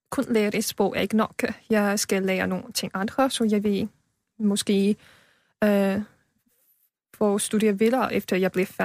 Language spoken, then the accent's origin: Danish; China; Danish is a second language; moved away as an adult; now in Denmark; Uh, Kina.